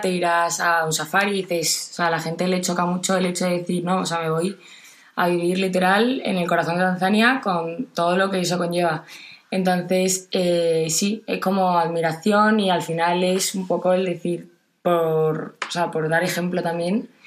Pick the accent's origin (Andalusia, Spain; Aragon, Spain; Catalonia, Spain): Andalusia, Spain; Jerez de la Frontera; soy de Jerez de la Frontera